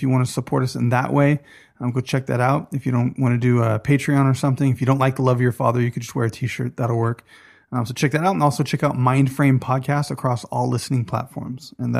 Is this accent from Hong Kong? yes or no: yes; Kowloon Bay, Kowloon, Hong Kong; born there; Kowloon Bay. Exactly. I was born in Kowloon Bay.